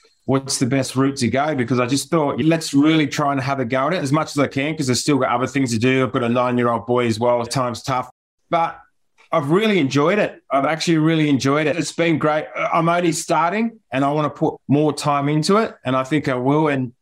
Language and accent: English; Penrith, New South Wales, Australia; I'm from Penrith